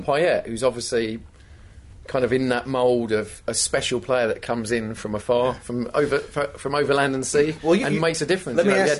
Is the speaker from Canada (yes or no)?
no; England, United Kingdom; moved away as an adult; now in United States; As a Brit, as an Englishman.